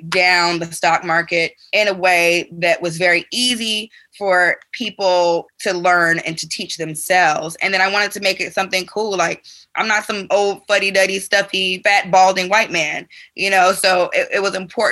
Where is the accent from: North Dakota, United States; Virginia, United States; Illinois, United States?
Illinois, United States; Chicago; born or raised there; moved away; also born or lived in Atlanta